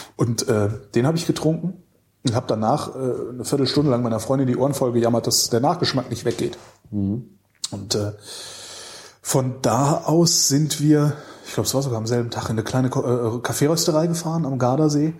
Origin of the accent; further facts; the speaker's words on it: Weilerswist, North Rhine-Westphalia, Germany; also born or lived in Cologne; ich bin im Ort auch groß geworden als Kind, der, der hieß Weilers Wist.